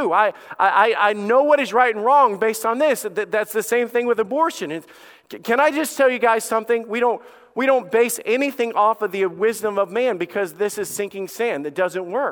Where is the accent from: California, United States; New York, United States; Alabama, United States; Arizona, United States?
Alabama, United States; I am a redneck from Alabama. You guys already know that. I grew up with a dog named Sam and a best friend named Bubba